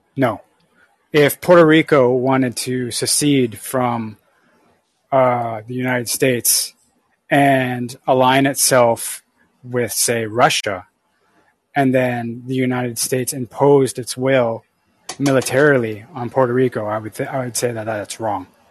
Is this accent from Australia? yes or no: no; Canada; I'm from Canada